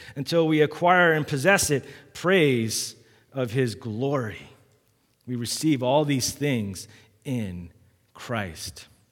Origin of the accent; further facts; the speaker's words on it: Massachusetts, Maryland, United States; I was born in Massachusetts, and when I was five years old, we, we moved down here